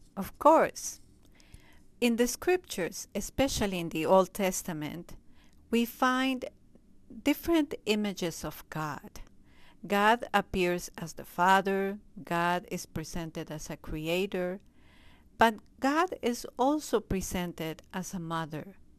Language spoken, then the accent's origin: English; Peru; moved away as an adult; now in Springfield, United States; I was born in Peru. I entered in the community in Peru